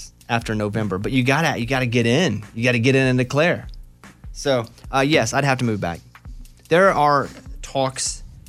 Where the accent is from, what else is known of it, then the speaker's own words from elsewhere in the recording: Arkansas, United States; Now, I grew up in Arkansas. Spent all my life there. I'm proud of it.